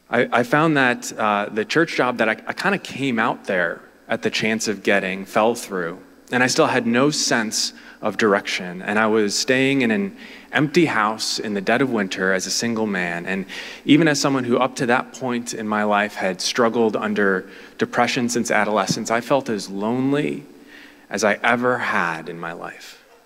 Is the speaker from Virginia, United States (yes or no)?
no; Cleveland, Ohio, United States; moved away; also born or lived in Southern California; my hometown in Cleveland